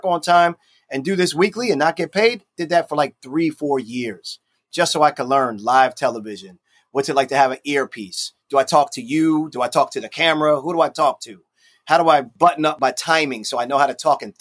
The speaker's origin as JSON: {"language": "English", "town": "Baltimore", "region": "Maryland", "country": "United States", "tie": "born or raised there", "said": "Baltimore, my hometown."}